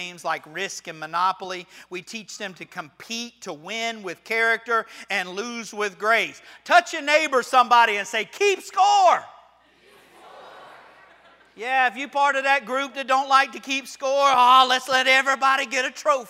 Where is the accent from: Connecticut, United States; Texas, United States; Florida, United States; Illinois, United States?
Florida, United States; I'm from Florida